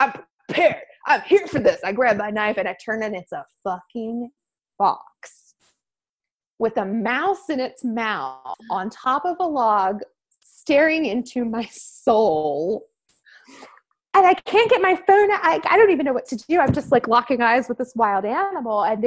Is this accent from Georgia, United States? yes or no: yes; Southwest Georgia, United States; now in Boise, United States; I grew up in Southwest Georgia